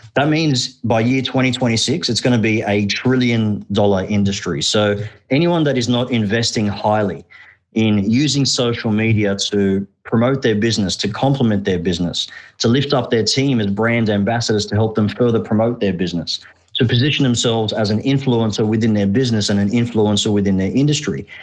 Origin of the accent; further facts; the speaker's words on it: Australia; English is a second language; also born or lived in Egypt; We immigrated from Egypt to Australia when I was just uh, four years old. I actually couldn't speak a word of English.